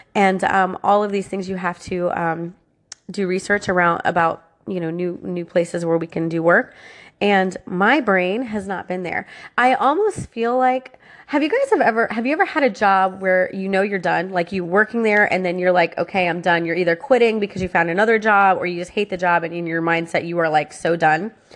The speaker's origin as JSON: {"language": "English", "region": "Florida", "country": "United States", "tie": "born or raised there", "said": "I was born and raised in Florida, and I'm a Florida girl"}